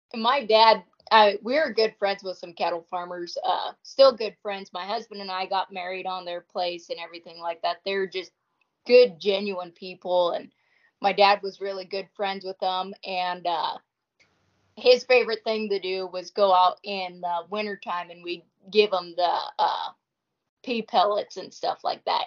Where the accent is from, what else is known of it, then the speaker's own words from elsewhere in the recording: northeastern Washington, United States; moved away; also born or lived in Idaho; I was born and raised in Washington